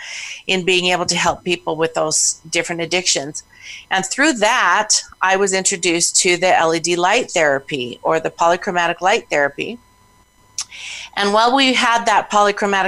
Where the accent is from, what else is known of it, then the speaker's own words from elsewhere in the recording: Pocatello, Idaho, United States; I was born and raised in Idaho